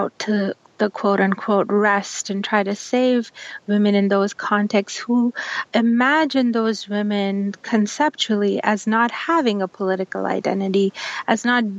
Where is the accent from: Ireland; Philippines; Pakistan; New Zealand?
Pakistan; I'm from Pakistan. I come from a society that is very heavily influenced by Saudi Arabia